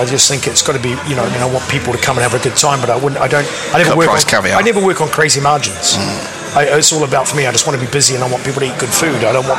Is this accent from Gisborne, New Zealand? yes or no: no; Auckland, New Zealand; moved away; I'm from New Zealand in the 1980s and stuff.